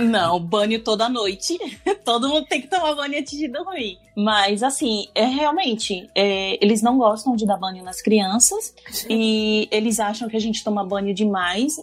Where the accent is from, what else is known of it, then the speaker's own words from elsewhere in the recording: Salvador, Bahia, Brazil; moved away as an adult; also born or lived in Aracaju, Sergipe; now in Navan, Ireland; eu cresci em Salvador e lá é bem difícil você brincar assim na rua